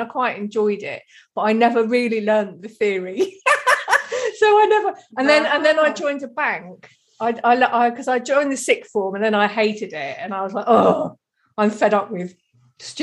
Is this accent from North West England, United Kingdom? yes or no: no; Deal, South East England, United Kingdom; I'm from Kent. And we're just sort of down in the corner. Like I could see France from where I grew up, like, on the beach at Deal.